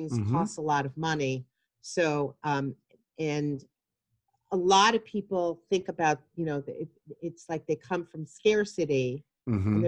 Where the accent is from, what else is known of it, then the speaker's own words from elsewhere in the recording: Long Island, New York, United States; also born or lived in Pennsylvania; I grew up on Long Island and then after college moved to the city